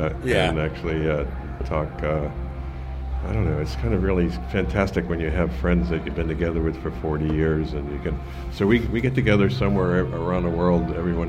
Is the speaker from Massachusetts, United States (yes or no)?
yes; the Berkshires, Massachusetts, United States; also born or lived in Sarasota, Florida; now in New York City, United States; I'm from the Berkshires